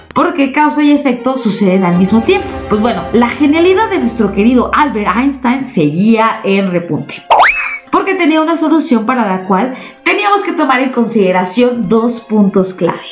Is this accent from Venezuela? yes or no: no; Mexico; nosotros mismos como mexicanos